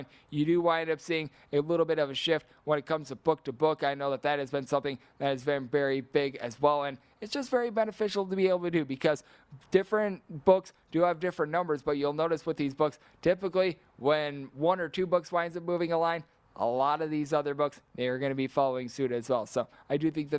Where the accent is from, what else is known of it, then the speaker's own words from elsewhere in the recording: Wisconsin, United States; my home state